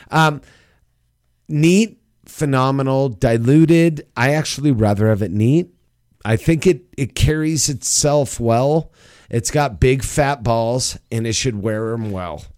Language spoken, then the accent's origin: English; United States; as an American